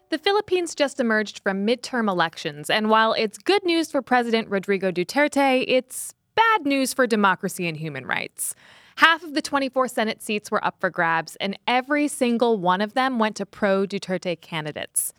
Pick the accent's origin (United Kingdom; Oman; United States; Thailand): United States; I'm American.